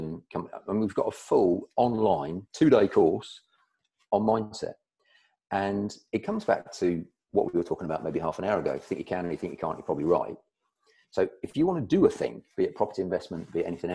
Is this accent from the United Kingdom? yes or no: yes; United Kingdom; I'm British, and we British, we're quite reserved about this